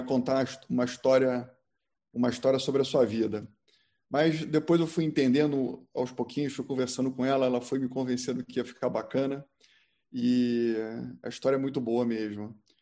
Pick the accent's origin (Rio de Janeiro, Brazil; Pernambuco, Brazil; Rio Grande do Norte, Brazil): Rio de Janeiro, Brazil; moved away as an adult; also born or lived in Porto Alegre; eu decidi que eu não queria mais morar no Rio de Janeiro, eu sou carioca, e fugi. Fui morar em Porto Alegre